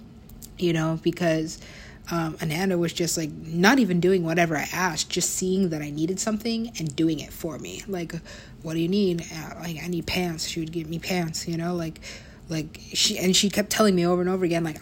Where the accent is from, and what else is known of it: United States; also born or lived in Mexico